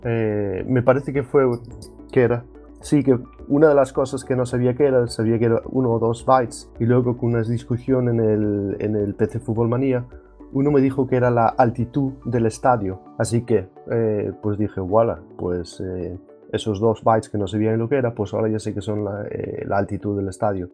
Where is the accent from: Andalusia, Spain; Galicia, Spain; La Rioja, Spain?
Galicia, Spain; Ferrol; now in Denmark; soy gallego, más bien, o más concretamente de Ferrol